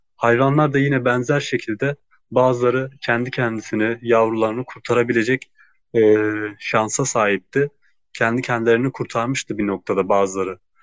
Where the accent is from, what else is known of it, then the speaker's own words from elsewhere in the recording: Gaziantep, Turkey; Gaziantep'liyim. Ee, ailem de Gaziantep'te